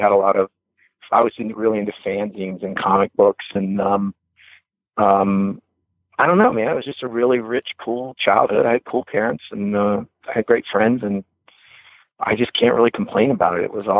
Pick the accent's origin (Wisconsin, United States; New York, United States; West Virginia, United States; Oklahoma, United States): West Virginia, United States; born there; I was born in West Virginia.